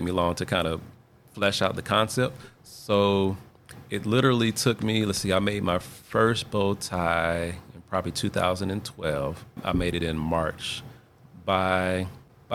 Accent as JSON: {"language": "English", "town": "Huntsville", "region": "Alabama", "country": "United States", "tie": "born or raised there", "said": "I am originally from Huntsville. I've been here all my life."}